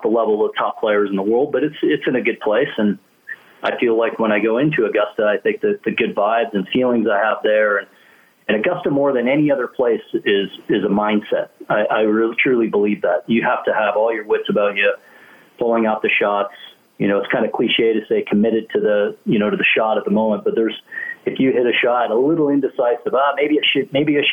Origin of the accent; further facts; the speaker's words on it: Canada; as a kid growing up in Canada